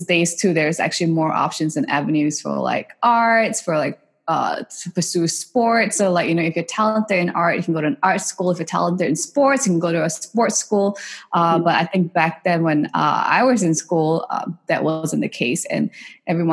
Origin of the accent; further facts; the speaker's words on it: Singapore; I grew up in Singapore and I did most of my, you know, education in Singapore